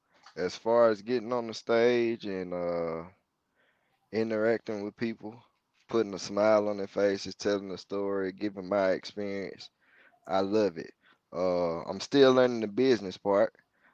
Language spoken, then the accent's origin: English; Mississippi, United States; I said, no, I'm from right here in Mississippi.